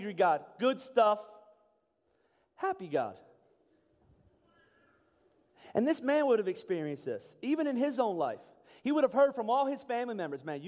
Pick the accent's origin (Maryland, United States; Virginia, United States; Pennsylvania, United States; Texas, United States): Pennsylvania, United States; I was from Pennsylvania